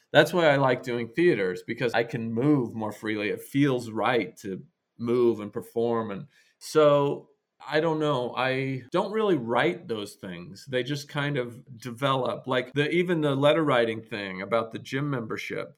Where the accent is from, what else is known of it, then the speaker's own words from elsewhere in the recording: Idaho, United States; moved away as an adult; also born or lived in New York; I was from this very rural place. I was from Idaho.